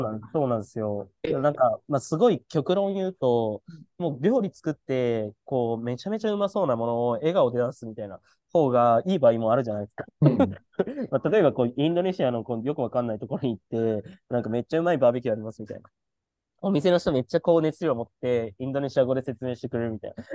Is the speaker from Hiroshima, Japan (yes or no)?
yes; Hiroshima, Japan; moved away; 広島出身だからっていう体験もしてる